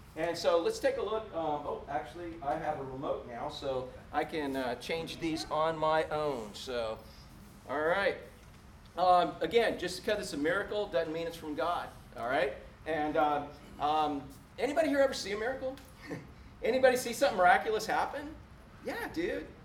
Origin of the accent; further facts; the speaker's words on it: Space Coast, Florida, United States; When I first got here from fishing the Space Coast, growing up in the Space Coast